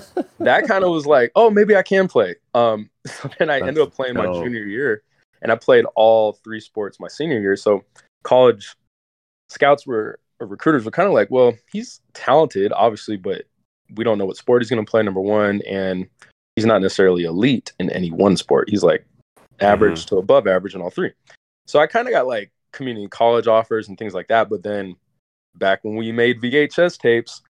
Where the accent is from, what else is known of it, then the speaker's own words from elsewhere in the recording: Alaska, United States; growing up in Alaska